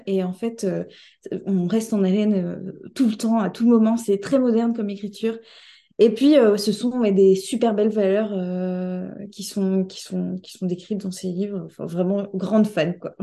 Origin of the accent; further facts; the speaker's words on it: Caen, Normandy, France; moved away as an adult; also born or lived in Paris; now in Caen, France; je suis native de Caen